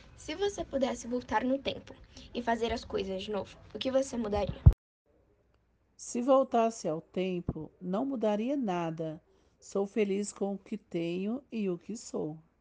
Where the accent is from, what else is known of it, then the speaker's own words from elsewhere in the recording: Caracol, Piauí, Brazil; Nasci na cidade de Caracol, estado do Piauí